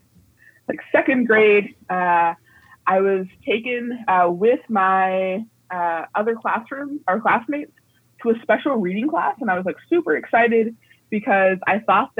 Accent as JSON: {"language": "English", "town": "Alexandria", "region": "Virginia", "country": "United States", "tie": "born or raised there", "said": "I was raised in Alexandria, Virginia, which is, like, right outside of D.C."}